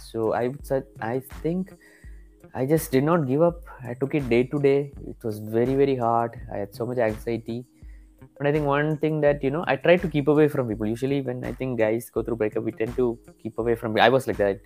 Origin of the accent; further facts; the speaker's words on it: Kerala, India; am from the state called Kerala, which is in the southern tip of uh, India.